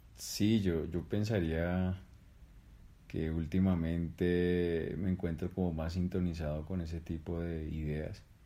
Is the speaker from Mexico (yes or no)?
no; Colombia